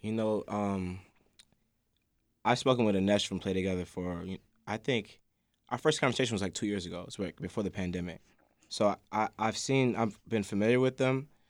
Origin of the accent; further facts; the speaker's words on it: Chicago, Illinois, United States; I'm from Hyde Park